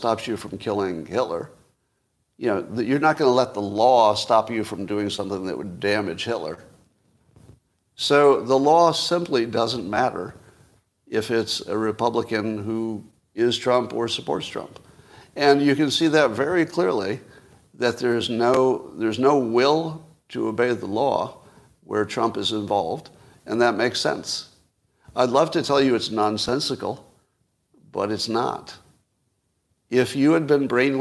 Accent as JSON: {"language": "English", "country": "United States", "said": "I am American above all"}